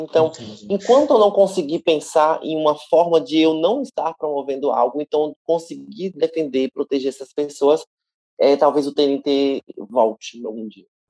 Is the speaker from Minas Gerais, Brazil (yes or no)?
no; Salvador, Bahia, Brazil; Aqui em Salvador, nós somos muito bairristas